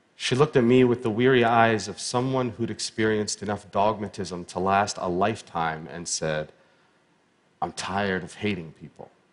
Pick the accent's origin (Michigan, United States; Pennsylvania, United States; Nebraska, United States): Pennsylvania, United States; Pittsburgh; I was born in Pittsburgh, Pennsylvania in 1983